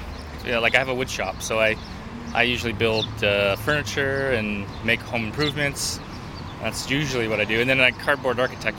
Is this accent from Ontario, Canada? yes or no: yes; Toronto, Ontario, Canada; moved away as an adult; also born or lived in Brooklyn, New York; now in New York, United States; I'm actually originally from Toronto, so I moved here in 2000 to go to school, and didn't leave